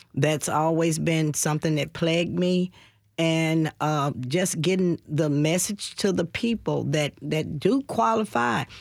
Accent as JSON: {"language": "English", "town": "Nashville", "region": "Tennessee", "country": "United States", "said": "I'm from Nashville."}